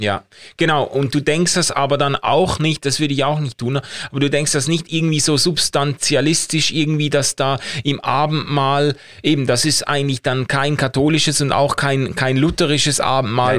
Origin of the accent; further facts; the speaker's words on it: Basel, Basel-Stadt, Switzerland; ich komme ja aus Basel